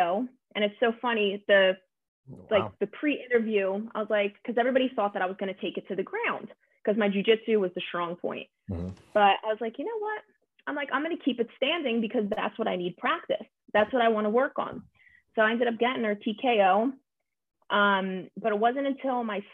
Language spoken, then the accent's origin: English; New Jersey, United States; now in California, United States; growing up in New Jersey